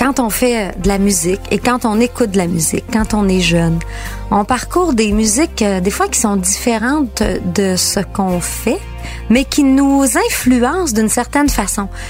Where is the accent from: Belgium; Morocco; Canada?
Canada; Girardville, Quebec; je viens de Girardville, petit village juste à côté.